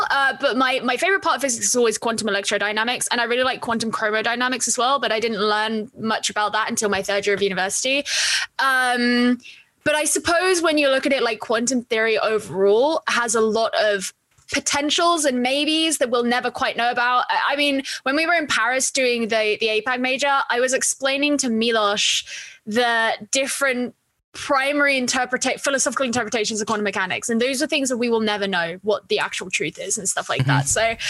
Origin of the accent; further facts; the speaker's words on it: East of England, United Kingdom; So you would never know by the way that I talk, but I grew up in Essex, but a lot of my, I had a lot of freedom growing up.